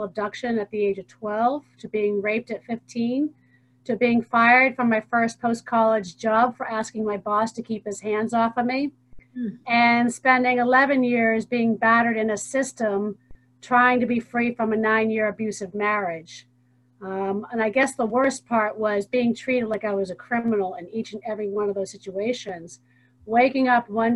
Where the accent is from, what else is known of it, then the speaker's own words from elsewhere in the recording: Hingham, Massachusetts, United States; I'm from Hingham, Massachusetts